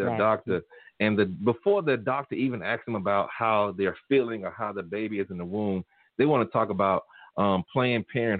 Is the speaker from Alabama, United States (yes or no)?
yes; Tuskegee, Alabama, United States; I'm from Tuskegee